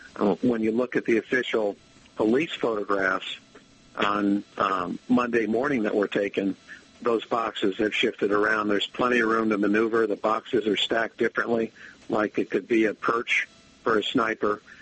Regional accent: Albany, New York, United States; moved away as an adult; now in Allegheny County, United States; where I grew up in Albany or where I am right now, Allegheny

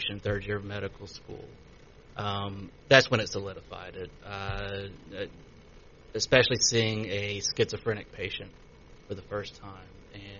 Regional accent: Many, Louisiana, United States; moved away as an adult; also born or lived in Baton Rouge, Louisiana / Kansas City; now in Shreveport, United States; I'm originally from Manny, Louisiana

